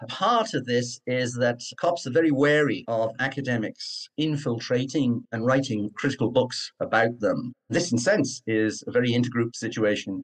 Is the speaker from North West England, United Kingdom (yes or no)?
no; Cardiff, Wales, United Kingdom; accent: Cardiff; moved away; I was born in Cardiff, Wales, which has its own particular accent